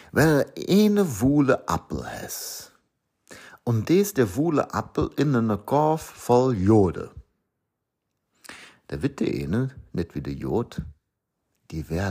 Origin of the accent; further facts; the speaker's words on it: Lower Saxony, Germany; born there; auch wenn ich nicht gebürtig aus dem Osten stamme. Obwohl, geboren in Niedersachsen, das ist schon haarscharf an der Kante.